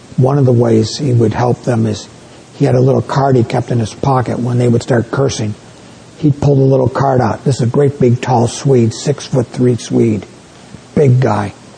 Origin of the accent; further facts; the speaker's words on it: New York, United States; moved away; My wife and I come from New York State where we have great apples.